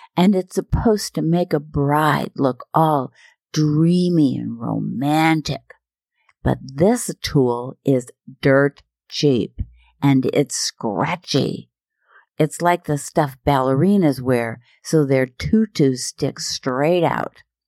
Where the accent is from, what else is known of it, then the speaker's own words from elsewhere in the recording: Minnesota and Iowa, United States; moved away; I'm from Minnesota and Iowa, and I'm Norwegian